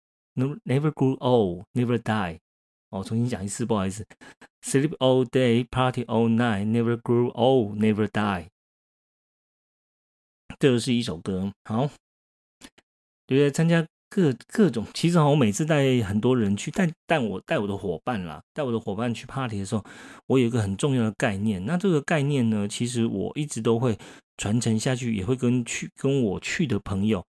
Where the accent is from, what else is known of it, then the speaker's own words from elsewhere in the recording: Taiwan; 因为目前我还我是台湾人嘛，所以说我怎么跑 party 最多的还是在台湾。